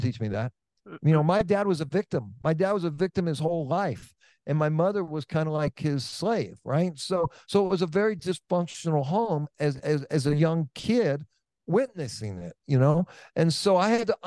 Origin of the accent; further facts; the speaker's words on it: Oakland, California, United States; I'm from Oakland, California